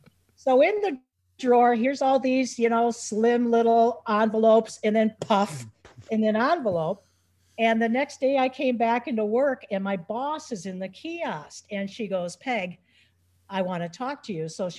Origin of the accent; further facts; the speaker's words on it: Lakeville, United States; I was born and raised in Lakeville